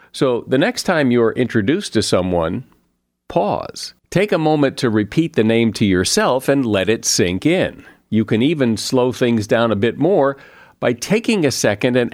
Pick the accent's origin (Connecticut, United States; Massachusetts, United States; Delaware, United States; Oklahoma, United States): Connecticut, United States; I grew up in Connecticut